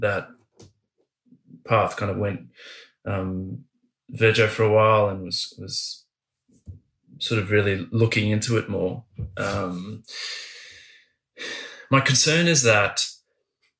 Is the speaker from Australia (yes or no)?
yes; Australia; as an Australian